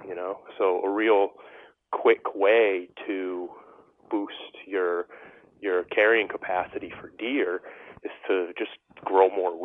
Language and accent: English; New England, United States; I grew up in New England